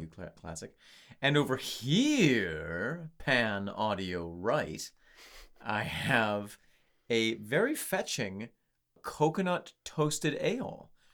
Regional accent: upstate New York, United States; the good people in my hometown in upstate New York

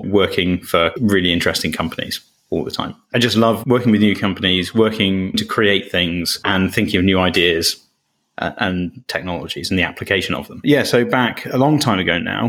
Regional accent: Cambridge, East of England, United Kingdom; growing up in Cambridge, which has got its own version of Silicon Valley

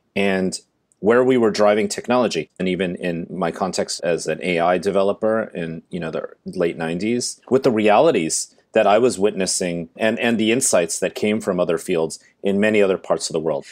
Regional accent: Silicon Valley, California, United States; I'm from Silicon Valley. I went to the same high school as Steve Jobs

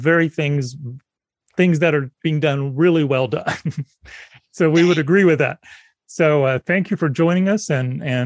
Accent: South Carolina, United States; I grew up in South Carolina, so I grew up with grits

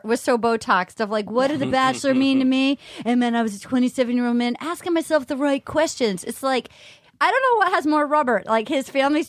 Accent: Rhode Island, United States; accent: Rhode Island; That's my Rhode Island accent.

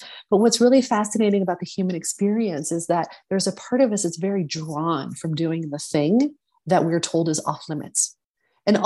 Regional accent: the South, United States; I mentioned earlier, I grew up in the South. And I used to think, oh, this must be like a Southern thing.

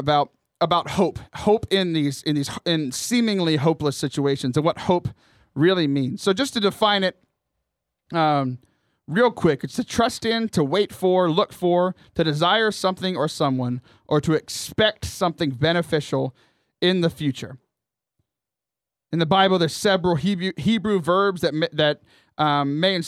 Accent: Houston, Texas, United States; I grew up in the Diocese of Galveston, Houston

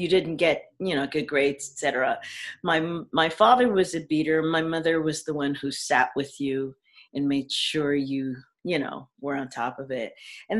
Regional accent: New York, United States; We grew up in Frederick Douglass projects, 103rd between Broadway, Amsterdam and Columbus. And we grew up in the projects.

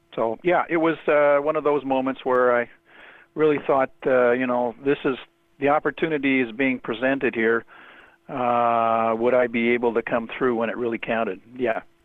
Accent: Toronto, Ontario, Canada; I grew up in Toronto.

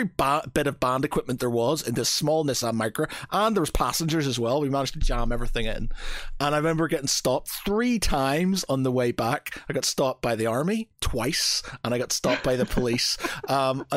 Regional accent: Northern Ireland, United Kingdom; moved away as an adult; now in England; how I was brought up in Northern Ireland

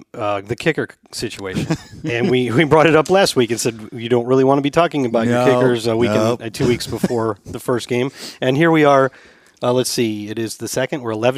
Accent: St. Louis, Missouri, United States; moved away as an adult; I grew up in St. Louis

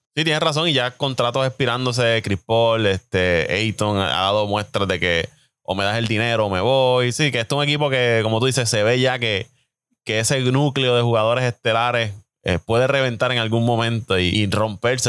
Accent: Puerto Rico; como buenos puertorriqueños que somos

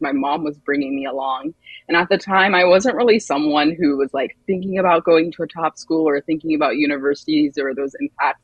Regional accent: Montgomery County, Maryland, United States; moved away as an adult; also born or lived in Chapel Hill, North Carolina; I grew up in Montgomery County, Maryland

